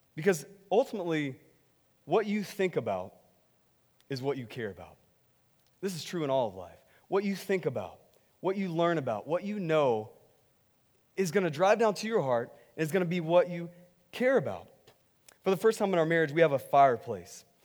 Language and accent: English; Texas, United States; I'm from Texas